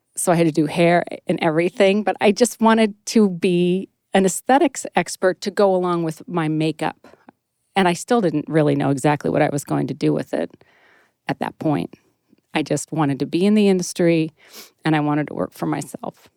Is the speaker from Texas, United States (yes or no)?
no; Northern California, United States; moved away as an adult; also born or lived in Sacramento / San Francisco; now in Maine, United States; in Maine, but I'm from Northern California